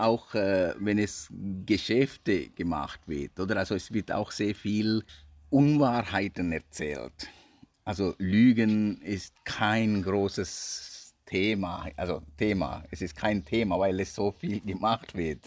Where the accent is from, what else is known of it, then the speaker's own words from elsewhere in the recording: Sri Lanka; German is a second language; also born or lived in England; now in Switzerland; ich bin hier aufgewachsen, mm, Schule besucht und ich bin immer noch ziemlich ein Sri Lanker